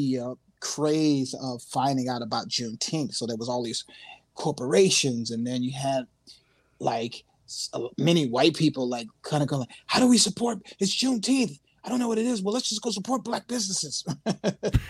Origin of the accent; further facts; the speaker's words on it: Newark, New Jersey, United States; I'm from Newark, man. The Bricks